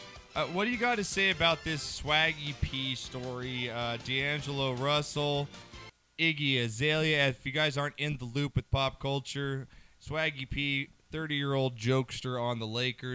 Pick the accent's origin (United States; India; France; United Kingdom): United Kingdom; England; I'm English.